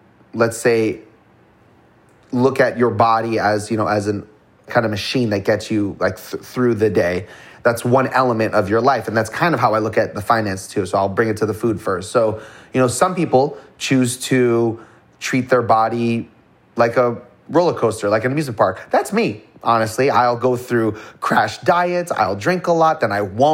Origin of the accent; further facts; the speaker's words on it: Toronto, Ontario, Canada; I was born in Toronto, Canada, to not well-to-do family by any means.